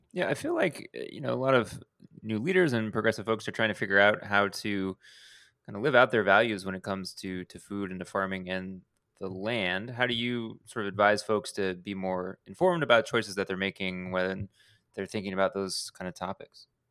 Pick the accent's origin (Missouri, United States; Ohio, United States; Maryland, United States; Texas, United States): Texas, United States; Houston; I grew up in Houston